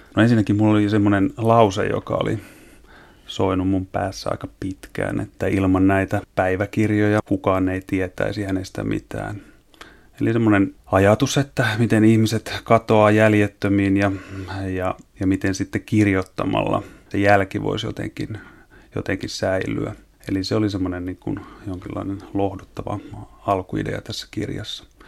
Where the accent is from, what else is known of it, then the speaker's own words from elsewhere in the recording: Eastern Finland, Finland; moved away; mähän oon viettänyt lapsuuteni tuolla Itä-Suomessa semmoisen Tiuruniemen tuberkuloosi parantolan kupeessa